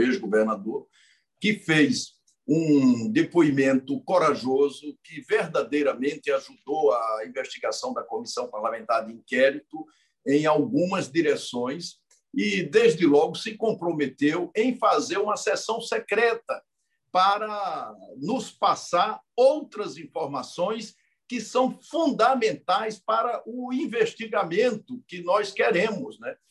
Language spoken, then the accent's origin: Portuguese; a state in the Northeast, Northeast Region, Brazil; Eu sou de um estado do Nordeste